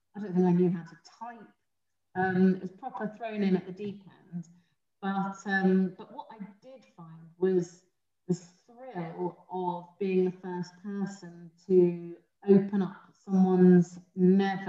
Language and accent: English; London, United Kingdom; I grew up in South London